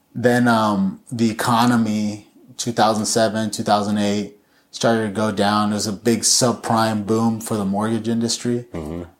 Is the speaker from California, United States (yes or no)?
yes; Chino, California, United States; I grew up in Chino